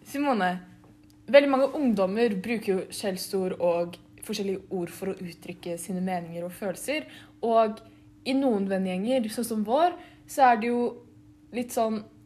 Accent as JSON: {"language": "Norwegian", "country": "Norway", "tie": "born or raised there", "said": "jeg ser ganske norsk ut, og jeg er født i Norge"}